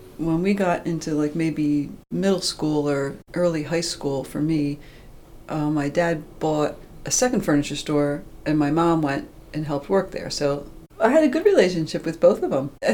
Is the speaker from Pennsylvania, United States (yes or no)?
yes; Pennsylvania, United States; I was born in Pennsylvania